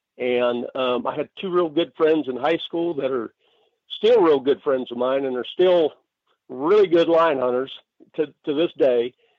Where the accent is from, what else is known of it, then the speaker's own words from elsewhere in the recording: Arizona, United States; also born or lived in Dayton, Ohio / Los Angeles; Well, I was born in Dayton, Ohio, so a long way from where I'm at right now in Kingman, Arizona, but, my family moved. Actually, we spent a year in L.A., and thankfully, we moved over here to Arizona